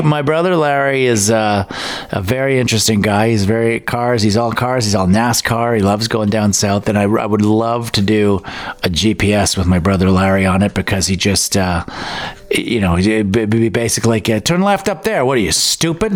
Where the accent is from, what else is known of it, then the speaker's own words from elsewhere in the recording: London, Ontario, Canada; also born or lived in Richmond Hill, Ontario / Thornhill, Ontario; till I was about eight, and then moved to London